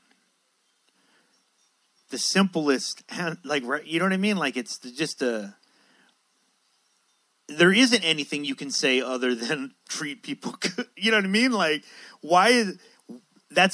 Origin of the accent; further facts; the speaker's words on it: San Diego, California, United States; I was raised in Logan Heights in San Diego